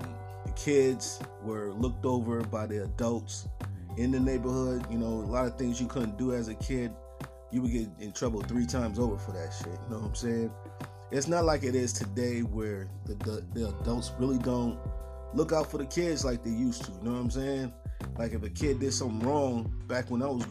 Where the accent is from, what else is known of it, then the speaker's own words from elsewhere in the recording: Buffalo, New York, United States; now in Tennessee, United States; I grew up in Buffalo, New York, man, upstate New York